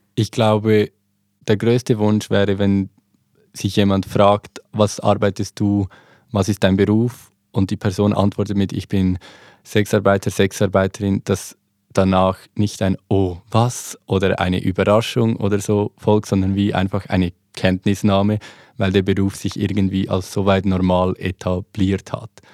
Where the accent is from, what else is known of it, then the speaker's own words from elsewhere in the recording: Switzerland; accent: Swiss German; zeige ich meine Schweizer ID oder meinen Schweizer Pass, ich spreche Schweizerdeutsch